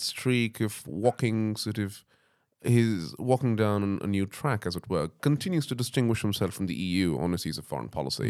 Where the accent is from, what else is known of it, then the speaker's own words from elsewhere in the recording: England, United Kingdom; I'm an Englishman